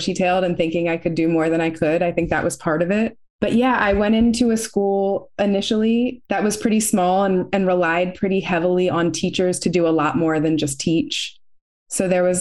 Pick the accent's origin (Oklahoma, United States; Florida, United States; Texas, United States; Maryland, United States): Maryland, United States; Baltimore; I'm from Baltimore City and I went to a Catholic school where my father was a teacher